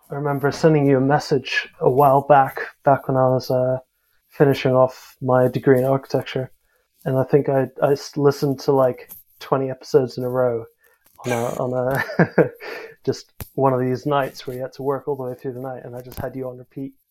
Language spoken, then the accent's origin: English; South Africa; also born or lived in United States / Singapore; now in United Kingdom; Uh, I'm South African, but I've sort of lived a bit all over the place. Um, I was born in the States actually. Um, grew up a bit in, in the UK, uh, back home in South Africa, and then a few years over in Singapore actually.